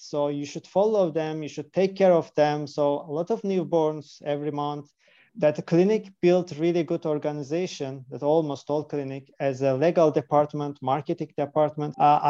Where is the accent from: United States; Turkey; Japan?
Turkey; English is a second language; moved away as an adult; now in Kyiv, Ukraine; Actually, I am originally from Turkey.